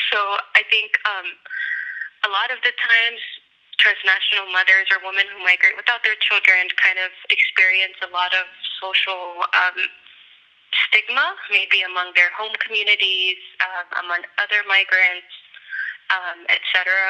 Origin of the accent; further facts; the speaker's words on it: Los Angeles, California, United States; I was living in Los Angeles and I grew up in Los Angeles.